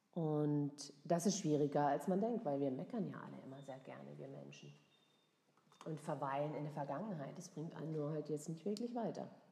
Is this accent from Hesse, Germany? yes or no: no; Freiburg, Baden-Württemberg, Germany; now in Frankfurt, Germany; Ich komme aus Freiburg ah, ja, oder aus der Nähe von Freiburg. Mhm. Und äh, das hört man auch hin und wieder raus.